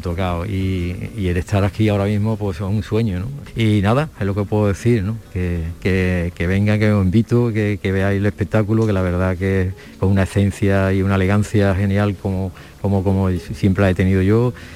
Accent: Alcalá de Guadaíra, Andalusia, Spain; yo he nacido allí y me he criado allí

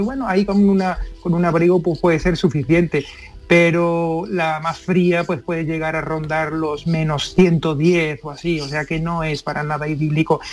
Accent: Seville, Andalusia, Spain; soy de Sevilla

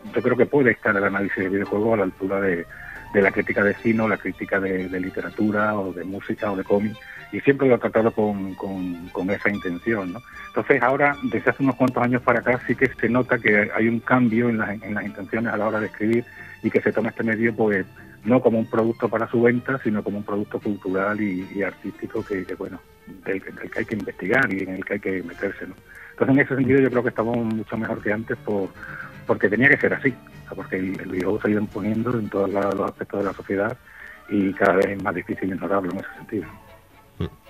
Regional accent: Extremadura, Spain; moved away as an adult; now in Seville, Spain; yo me he llevado 25 años en Extremadura

